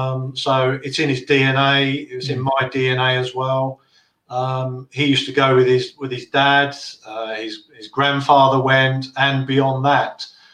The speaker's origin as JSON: {"language": "English", "town": "Plumstead", "region": "London", "country": "United Kingdom", "tie": "born there", "said": "But, I mean, as it happens, I was born in Plumstead. So I was kind of the, I'm the sort of, I'll say first generation, a generation that's popped out of the East End."}